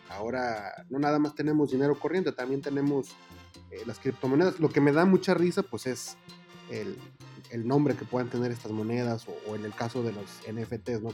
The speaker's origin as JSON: {"language": "Spanish", "country": "Mexico", "said": "somos re buenísimos los mexicanos"}